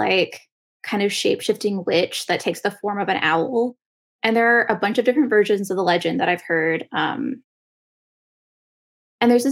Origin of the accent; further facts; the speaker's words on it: Rio Grande Valley, South Texas, United States; I'm originally from South Texas. The area I'm from is called the Rio Grande Valley, which is right by the Mexican border